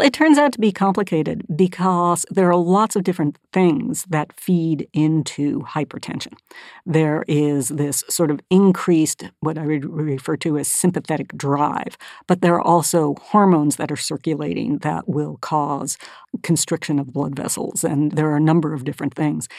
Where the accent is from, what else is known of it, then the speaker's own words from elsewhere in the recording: Northern California, United States; moved away as an adult; I grew up mostly in California, in Northern California